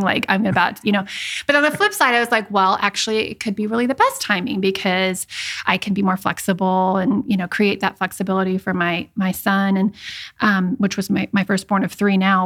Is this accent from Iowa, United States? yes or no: yes; Iowa, United States; moved away as an adult; also born or lived in Richmond, Virginia; I am from Iowa, Midwest girl